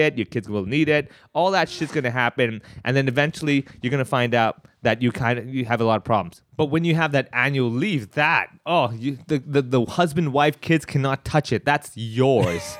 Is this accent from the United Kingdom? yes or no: no; Hong Kong; growing up in Hong Kong, going to Chinese schools and everything.